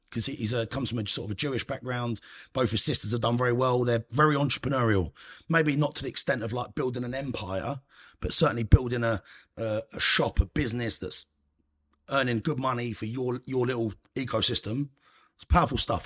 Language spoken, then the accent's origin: English; Cambridgeshire, Huntingdon area, East of England, United Kingdom; So I grew up in Cambridgeshire. Nice little village, good place, called, like, Round Huntingdon area